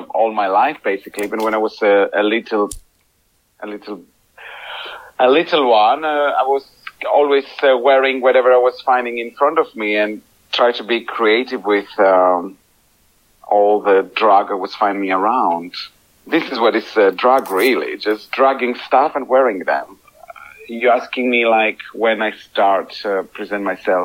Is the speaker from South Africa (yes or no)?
no; Greece; English is a second language; moved away as an adult; now in United Kingdom; I am from Greece.